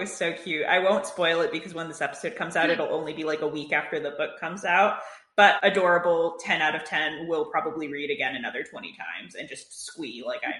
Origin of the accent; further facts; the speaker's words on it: Connecticut, United States; I grew up in Connecticut on the Metro North Line